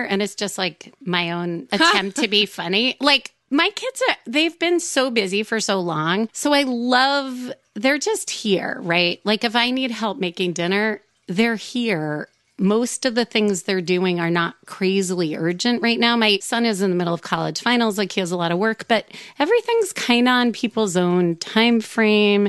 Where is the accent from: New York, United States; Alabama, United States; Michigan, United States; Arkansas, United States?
New York, United States; I grew up in New York